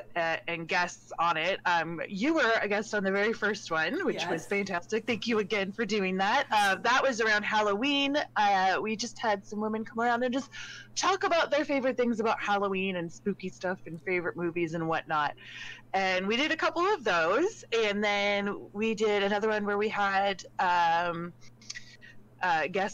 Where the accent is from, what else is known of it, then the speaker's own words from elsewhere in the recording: Canada; I am a Canadian Twitch content creator